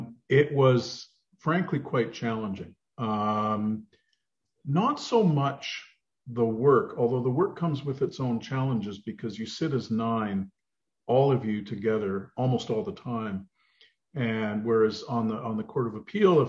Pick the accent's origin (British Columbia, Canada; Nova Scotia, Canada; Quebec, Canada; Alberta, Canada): British Columbia, Canada; northern; moved away as an adult; also born or lived in Vancouver / Victoria / Edmonton; now in Ottawa, Canada; I'm from the West. I was raised in a very small rural community in northern British Columbia